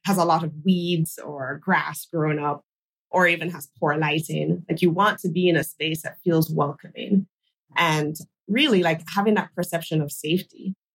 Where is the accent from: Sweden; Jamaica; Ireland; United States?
Jamaica; Kingston; my hometown in Kingston, Jamaica